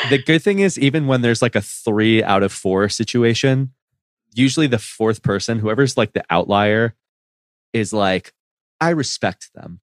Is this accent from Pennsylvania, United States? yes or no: no; Miami, Florida, United States; I grew up in Miami